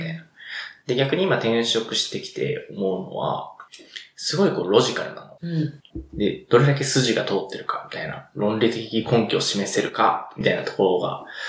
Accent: Kansai, Japan; moved away; 元が関西人で許してください

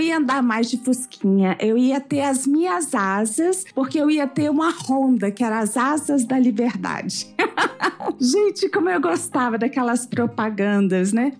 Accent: Conselheiro Lafaiete, Minas Gerais, Brazil; also born or lived in Inhumas, Goiás; now in Brasília, Brazil; E eu cresci, eu sou mineira, né? Morávamos em, em Lafayette. Então a minha vida inteira foi dentro de um fusquinha na minha infância

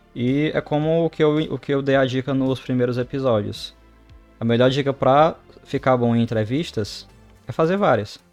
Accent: Brazil; moved away as an adult; now in Canada; sou do Brasil

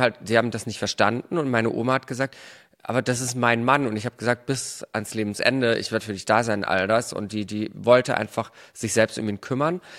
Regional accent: Germany; bei uns in Deutschland

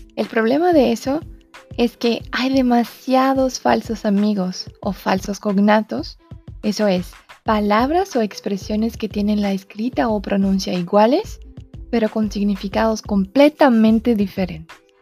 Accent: Brazil; first language Portuguese; Spanish is a second language; tengo 26 años y soy brasileña

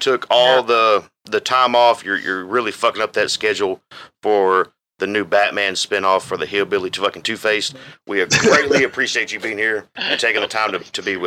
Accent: Texas, United States; we are from Texas, the three of us here

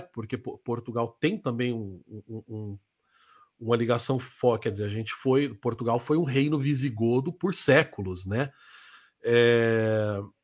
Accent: Rondônia, Brazil; moved away; lá em Rondônia, onde eu fui criado

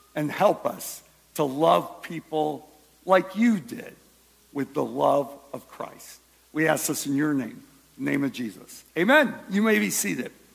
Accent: Michigan, United States; now in Ohio, United States; I was born in Michigan

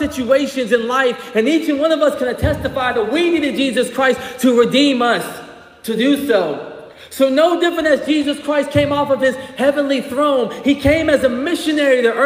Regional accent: Greenville, South Carolina, United States; moved away as an adult; also born or lived in St. Albans, West Virginia; now in Charleston, United States; I grew up in Greenville, South Carolina

